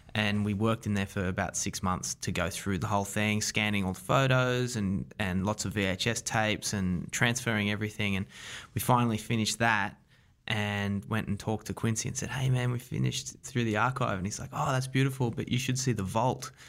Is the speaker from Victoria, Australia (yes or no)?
no; Wollongong, New South Wales, Australia; accent: Australian; moved away as an adult; also born or lived in New York; I'm from a town called Wollongong, south of Sydney, about an hour and a half south of Sydney